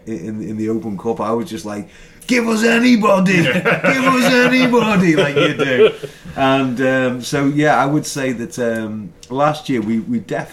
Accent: Merseyside, North West England, United Kingdom; now in United States; I'm from Merseyside

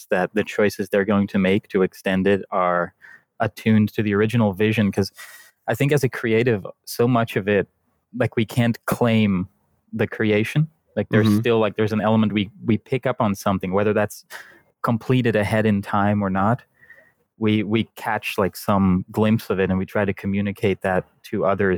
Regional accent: Netherlands; first language Dutch; English is a second language; I'm from the Netherlands, so English is actually my second language.

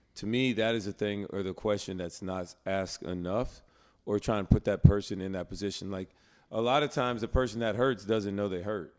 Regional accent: Alabama, United States; a brother growing up in Alabama with parents who grew up in a segregated South

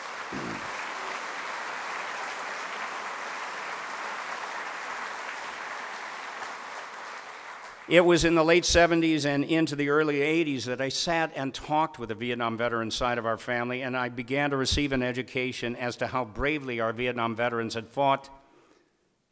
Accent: Chicago, Illinois, United States; I grew up in Chicago, surrounded by veterans.

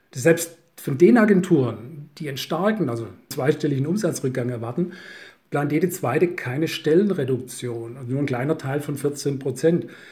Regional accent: Swabia, Germany; als Schwabe

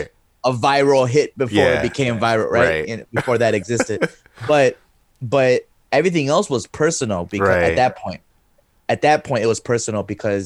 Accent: Skokie, Illinois, United States; I was from Skokie, and I was New York. I was rapping New

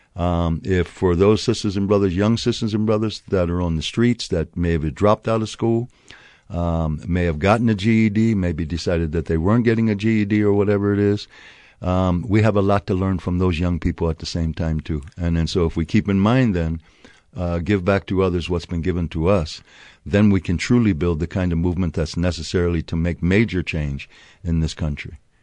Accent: Harrisburg, Pennsylvania, United States; also born or lived in Pleasanton, California; now in Albuquerque, United States; I was actually born in Harrisburg, Pennsylvania.

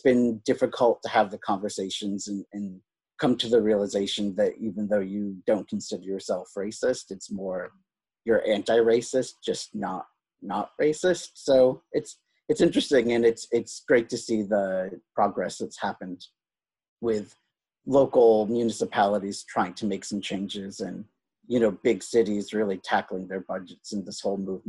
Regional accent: Boston, Massachusetts, United States; also born or lived in Calcutta, India; growing up in suburban Boston, which is a predominantly Irish, Catholic, very white area

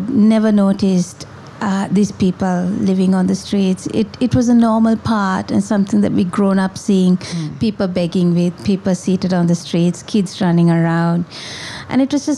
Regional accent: Colombo, Western Province, Sri Lanka; moved away as an adult; now in Kandy, Sri Lanka; I was born in Colombo, and then when I got married, I moved to Kandy. So I live in Kandy now

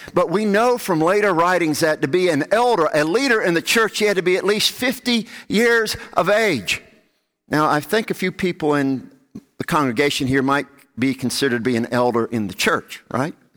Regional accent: the South, United States; growing up in the South

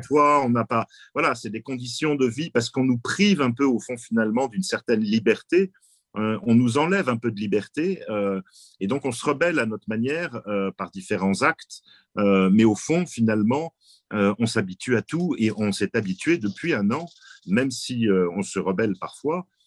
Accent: France; chez nous en France

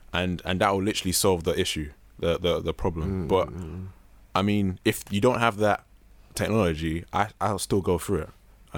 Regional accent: Nigeria; I mean, we're all Nigerian. Sorry to interrupt you, but we're all Nigerian.

